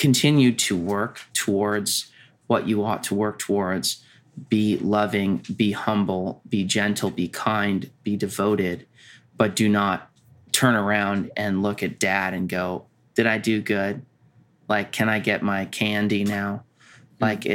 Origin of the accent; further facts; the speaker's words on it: United States; being American